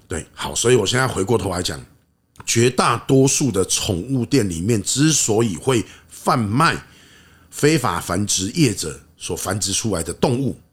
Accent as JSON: {"language": "Chinese", "country": "Taiwan", "said": "我们台湾人喜欢做事情"}